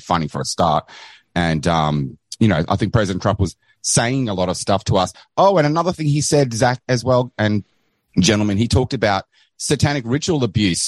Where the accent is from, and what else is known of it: Australia; accent: Australian